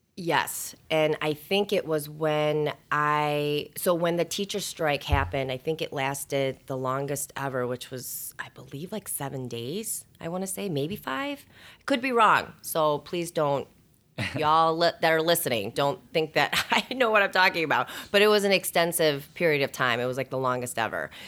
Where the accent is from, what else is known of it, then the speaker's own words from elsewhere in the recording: Schaumburg, Illinois, United States; also born or lived in Bloomington, Indiana; I was born and raised, um, in, in the area. So I grew up in Schaumburg